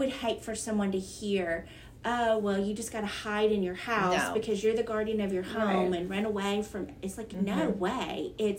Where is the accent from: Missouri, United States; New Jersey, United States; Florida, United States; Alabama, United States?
Alabama, United States; I'm an Alabama girl and I grew up on Southern gospel.